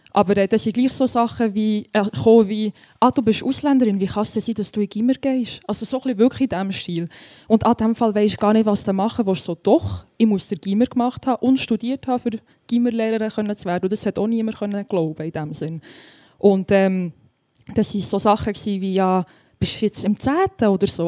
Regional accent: Frutigen, Bern, Switzerland; ich bin recht stolz darauf, von Frutigen zu sein

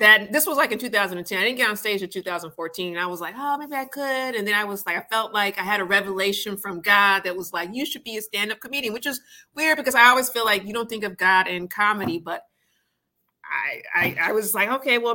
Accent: Michigan, United States; moved away as an adult; I'm originally from Michigan.

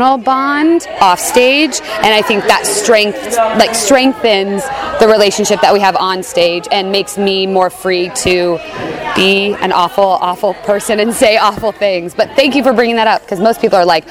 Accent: Mission Viejo, California, United States; also born or lived in New York; I grew up in Mission Viejo, and I lived in New York for about 5 years

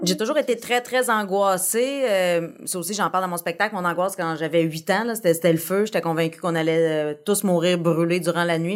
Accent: Abitibi, Quebec, Canada; moved away as an adult; now in Montreal, Canada; je suis partie d'Abitibi, j'avais 19 ans

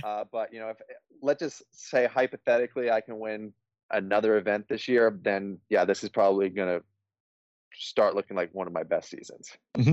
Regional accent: Colorado, United States; I'm from Colorado

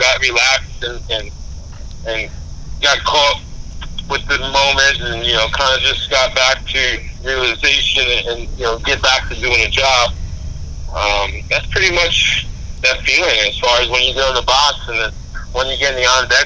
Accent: New York City, New York, United States; being a kid born and raised in the Bronx, not too far from the stadium, growing up in Brosneck, you know, Pelham Parkway area

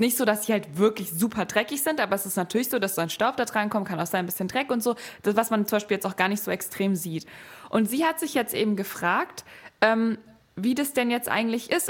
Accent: Frankfurt, Hesse, Germany; moved away as an adult; now in Berlin, Germany; ich bin ja in Frankfurt aufgewachsen und mhm. wohne jetzt auch in Berlin

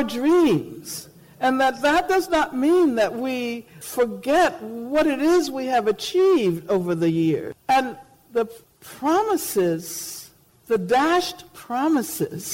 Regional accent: Birmingham, Alabama, United States; when I was growing up in Birmingham

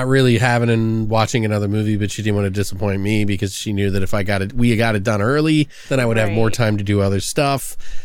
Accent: Maryland, United States; I come from the East Coast in Maryland and had family up north, so I knew the lingo

